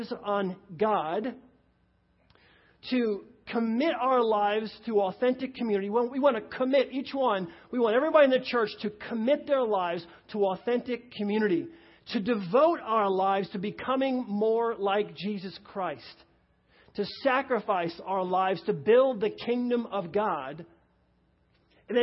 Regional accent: New York, United States; moved away; I come from New York, and so I can talk fast

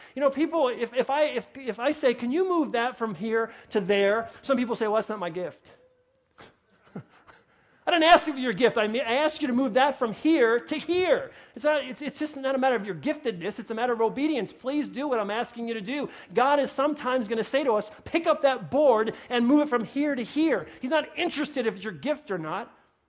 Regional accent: New York, United States; accent: New York; My New York accent, it's comfortable. I get worked up sometimes, you may notice, and my New York accent comes back in, comfortable, or draw.

